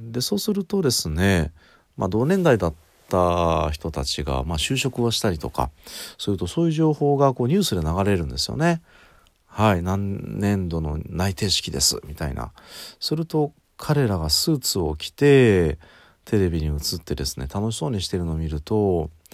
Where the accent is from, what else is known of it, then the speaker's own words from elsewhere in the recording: Ehime, Japan; moved away as an adult; also born or lived in Tokyo; 僕高校の3年生の途中までですね地元に愛媛にいて愛媛県から18歳になった日に東京に上京してくるんですけど